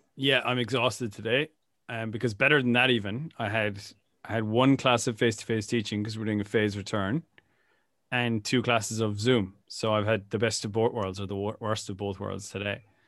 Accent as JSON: {"language": "English", "country": "Ireland", "tie": "born or raised there", "said": "growing up in Ireland in the 90s"}